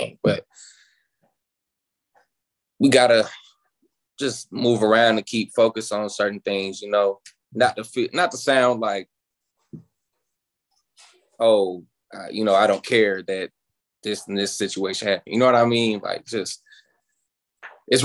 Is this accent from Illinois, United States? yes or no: yes; Chicago, Illinois, United States; now in Atlanta, United States; So I'm originally from Chicago